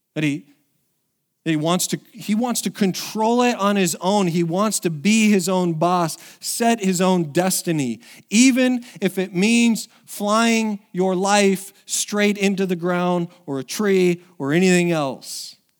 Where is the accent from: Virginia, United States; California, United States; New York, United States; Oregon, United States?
Oregon, United States; moved away; it's been seventeen years since I was back in, in, in my hometown